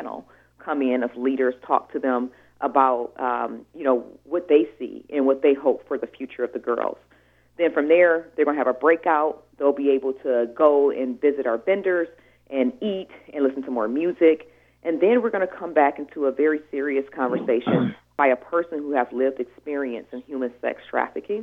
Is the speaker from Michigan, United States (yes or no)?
yes; Detroit, Michigan, United States; now in Washington, United States; I'm from Detroit